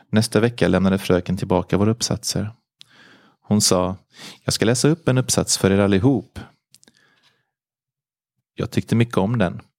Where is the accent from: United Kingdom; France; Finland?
France; Auvergne-Rhône-Alpes; now in Sweden; Jag är född 1952 i Frankrike, i en liten by i Auvergne. Jag var en mycket lycklig liten pojke. I min familj med fem systrar och bröder och mina föräldrar som var jordbrukare. Jag är alltså uppvuxen på en gård med djur